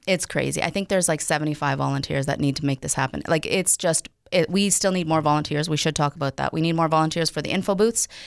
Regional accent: Winkler, Manitoba, Canada; born or raised there; also born or lived in Paraguay

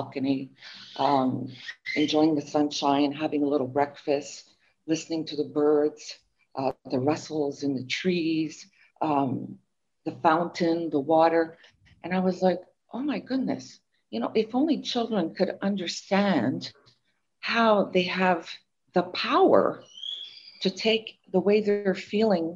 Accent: Montreal, Quebec, Canada; I'm from Montreal

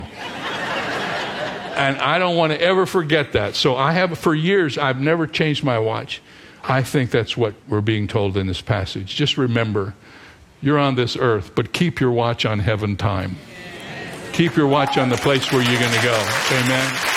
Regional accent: Cedarville, Ohio, United States; the college where I grew up in Cedarville, Ohio

